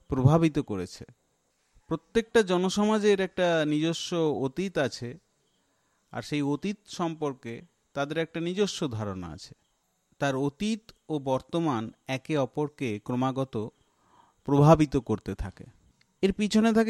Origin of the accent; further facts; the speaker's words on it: Kolkata, West Bengal, India; আমি উত্তর কলকাতার ছেলে